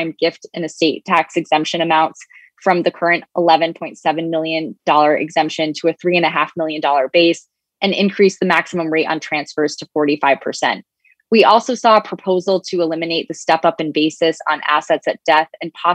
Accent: New York, United States; my home state of New York

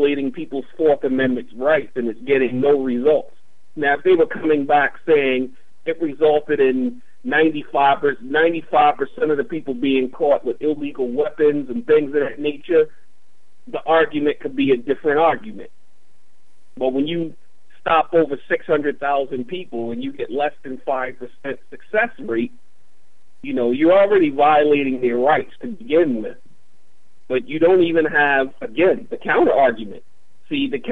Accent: Baltimore, Maryland, United States; I'm originally from West Baltimore. I experienced it as a child in West Baltimore.

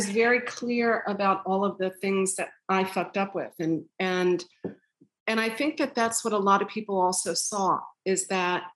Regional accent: Long Island, New York, United States; I grew up on Long Island

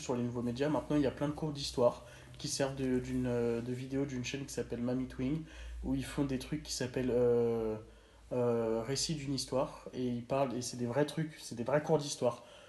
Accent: France; moved away; je sois français

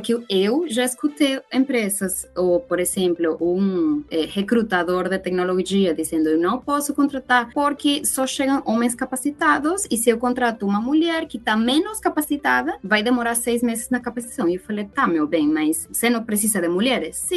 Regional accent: Venezuela; Portuguese is a second language; now in Brazil; Eu sou venezuelana, que vim para o Brasil com o status de refugiada para ter uma vida melhor

